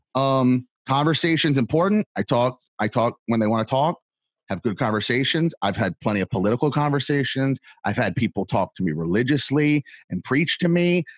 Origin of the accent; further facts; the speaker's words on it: Fort Lauderdale, Miami, South Florida, United States; moved away; also born or lived in New York City, Brooklyn / Manhattan; I was born in South Florida, Fort Lauderdale, Miami